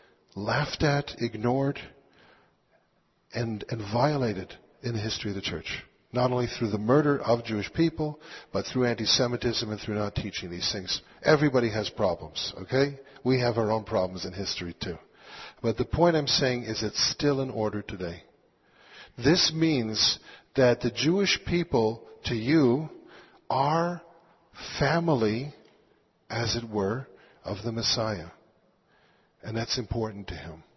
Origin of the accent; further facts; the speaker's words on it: Quebec, Canada; I grew up in Quebec